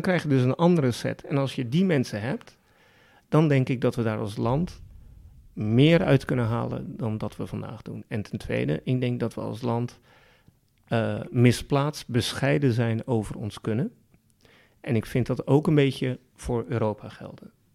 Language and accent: Dutch; Netherlands; we in Nederland